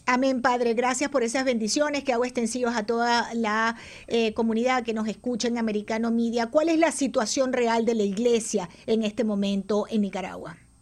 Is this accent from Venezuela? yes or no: yes; Venezuela; soy de origen venezolano